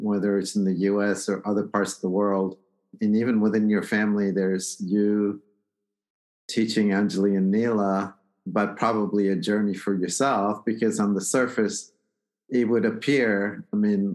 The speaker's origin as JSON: {"language": "English", "country": "India", "said": "I'm Indian."}